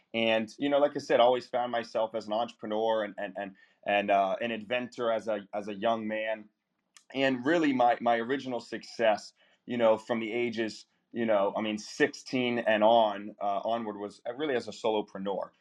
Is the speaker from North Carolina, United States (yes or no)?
yes; Eastern North Carolina, United States; also born or lived in Charleston, South Carolina; now in Fort Lauderdale, United States; my small Eastern North Carolina hometown where I grew up uh, towards the Outer Banks